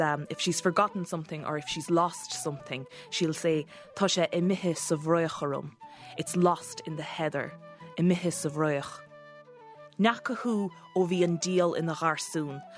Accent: Kerry, Munster, Ireland; my hometown down in Kerry

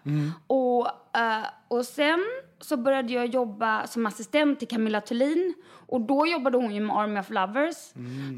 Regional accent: Varberg, Halland County, Sweden; moved away; jag är från Varberg

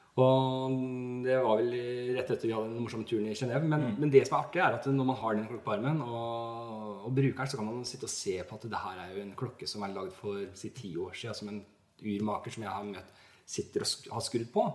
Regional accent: Norway; jeg er fra Norge

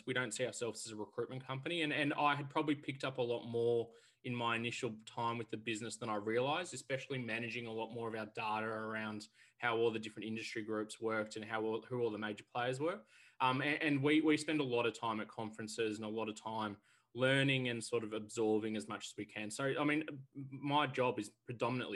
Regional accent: Melbourne, Victoria, Australia; I'm originally from Melbourne, grown up and born here

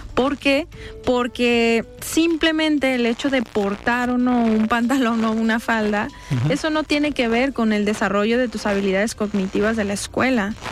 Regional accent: State of Mexico, Mexico; now in Zapopan, Mexico; personas migrantes que, que son de migración interna como yo, que, que nací en el Estado de México

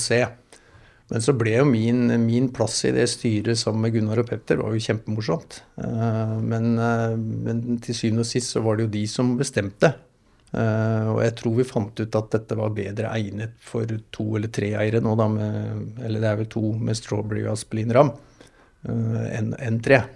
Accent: Hurum, Buskerud, Norway; also born or lived in Moss / Rygge; jeg sier jeg vokste opp på Hurum

